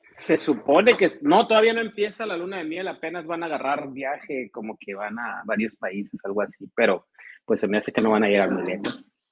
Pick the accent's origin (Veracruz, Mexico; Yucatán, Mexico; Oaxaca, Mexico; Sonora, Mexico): Sonora, Mexico; Ciudad Obregón; aquí en, en mi tierra